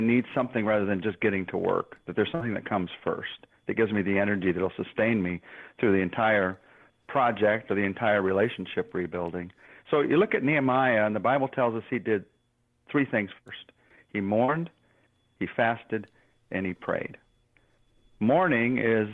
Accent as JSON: {"language": "English", "country": "United States", "said": "as an American man."}